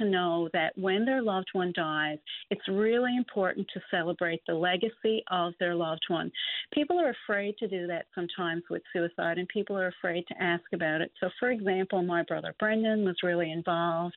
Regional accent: Newfoundland and Labrador, Canada; Cape Royal, you know, my hometown

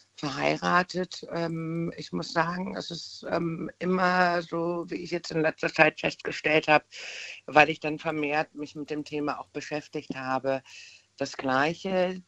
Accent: Bad Dürkheim, Rhineland-Palatinate, Germany

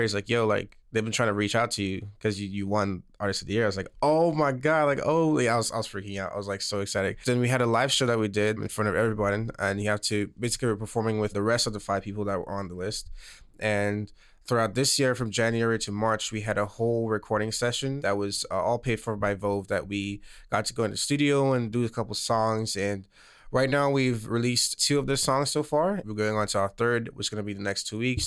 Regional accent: St. Lucia; moved away as an adult; now in Los Angeles, United States; I was born and raised, um, on this island called Saint Lucia in the middle of the Caribbean.

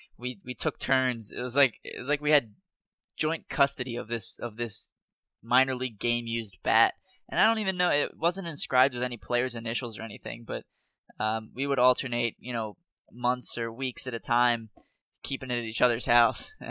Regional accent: Catonsville, Maryland, United States; I grew up in Catonsville

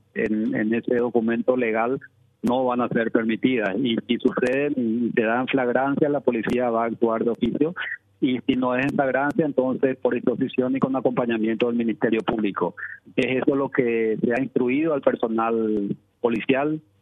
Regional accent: Paraguay; nosotros como paraguayos

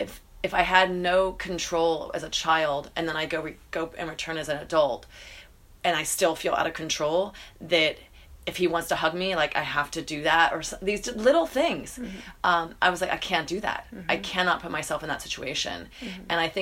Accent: Atlanta, Georgia, United States; In Atlanta, Georgia.

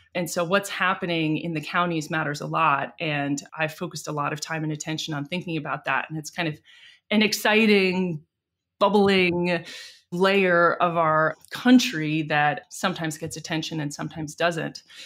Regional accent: United States; also born or lived in London, United Kingdom / Washington, D.C., United States / San Francisco, United States; I grew up in New York and D C

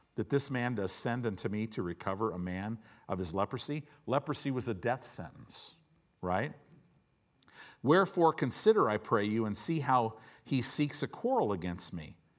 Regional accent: United States; a lot of us American Christians

